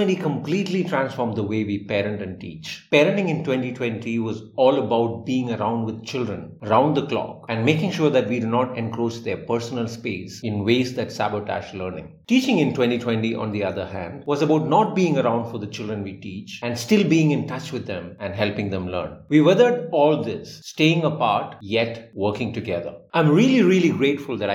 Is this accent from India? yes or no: yes; India; I'm an Indian teacher